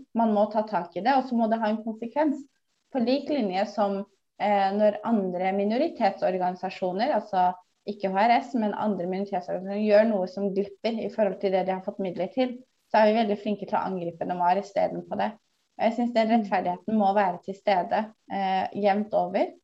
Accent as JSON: {"language": "Norwegian", "town": "Bærum", "region": "Akershus", "country": "Norway", "said": "jeg kommer fra Bærum og har nærhet til Oslo"}